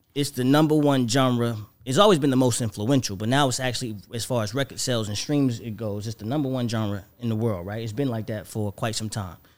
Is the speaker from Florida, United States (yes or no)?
yes; Florida, United States; moved away; also born or lived in Atlanta; I'm from Florida